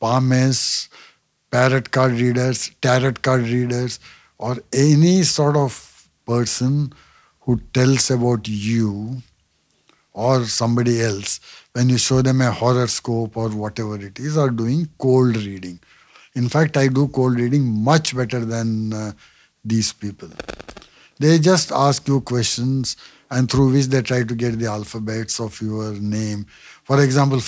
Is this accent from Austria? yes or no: no; India; I am an Indian